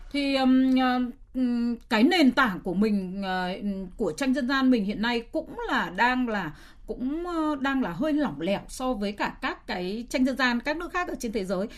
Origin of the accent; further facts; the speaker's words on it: Hanoi, Vietnam; tôi là người sinh ra và lớn lên ở Hà Nội